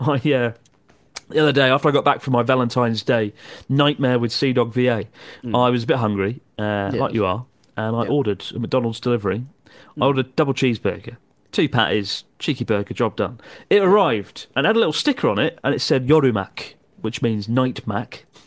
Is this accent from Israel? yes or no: no; Maidstone, South East England, United Kingdom; We're from Maidstone, Kent, in the UK. I've been there because I was born there and I lived there for 20 years.